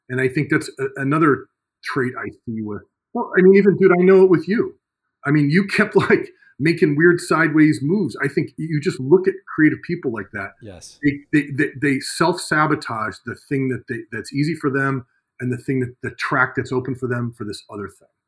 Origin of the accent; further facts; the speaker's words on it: Midwest, United States; Well, I, I think it's because I come from the Midwest, you know